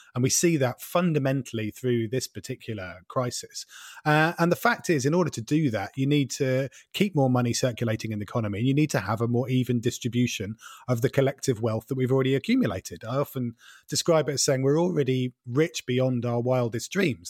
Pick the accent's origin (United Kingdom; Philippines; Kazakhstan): United Kingdom; East Anglia, East of England; growing up in East Anglia in the, in the, like, late eighties